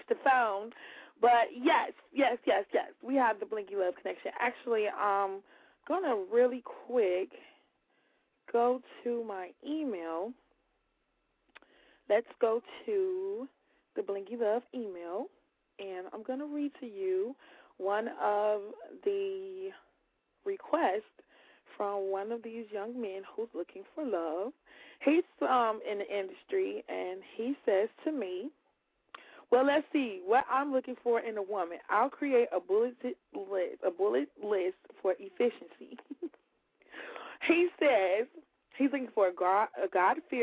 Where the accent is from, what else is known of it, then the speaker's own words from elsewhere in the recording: Chicago, Illinois, United States; accent: West Side; I'm from the West Side because of the way I say a car.